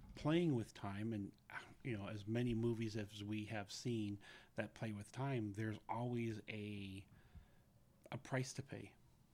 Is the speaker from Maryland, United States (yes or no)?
no; San Francisco, California, United States; Growing up in San Francisco, we had used to live on the Presidio when it was still an Army base.